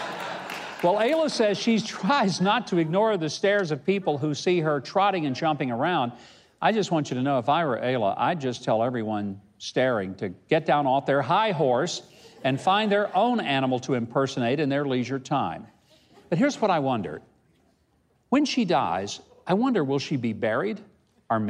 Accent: United States; I'm an American.

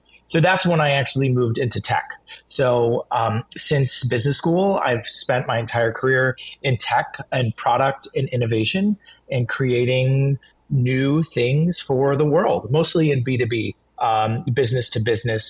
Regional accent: Southwest Florida, United States; moved away as an adult; I grew up in Southwest Florida

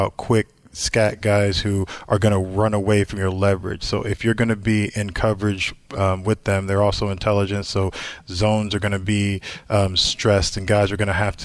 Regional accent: Indianapolis, Indiana, United States; I grew up in Indy

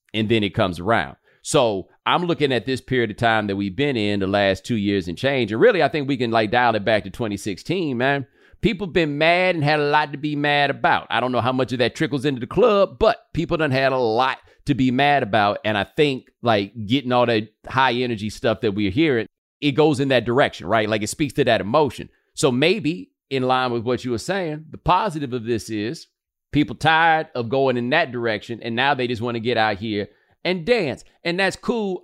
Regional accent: Houston, Texas, United States; I'm from Houston, too

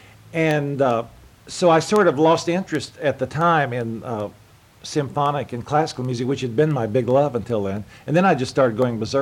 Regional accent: Texas, United States; moved away; my father was a Methodist minister in Texas, and Methodist ministers in Texas move constantly. So we moved every couple of years, and I always say I've lived in every town in Texas that had a population under 500.

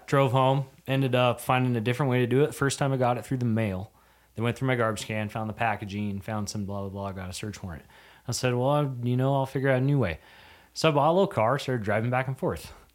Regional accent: Yakima Valley, Washington, United States; also born or lived in North Dakota; Born, raised there till I was, shoot, I was, uh, eighteen

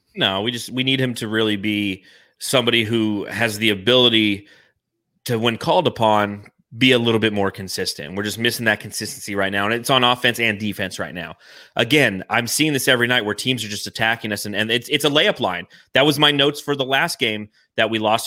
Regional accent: United States; I'm an American

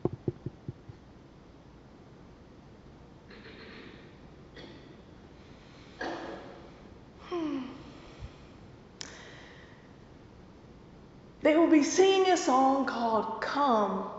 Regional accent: the South, Southern United States, United States; accent: southern; my southern accent

